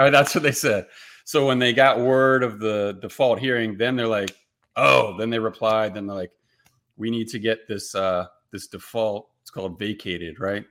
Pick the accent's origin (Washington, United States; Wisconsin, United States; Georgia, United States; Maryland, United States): Maryland, United States; moved away as an adult; now in Tennessee, United States; I grew up in Maryland, came back to Maryland for a little while